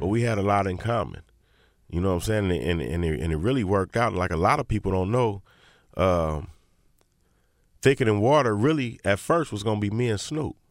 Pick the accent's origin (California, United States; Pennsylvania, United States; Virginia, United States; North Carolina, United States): California, United States; Inglewood; I'm from Inglewood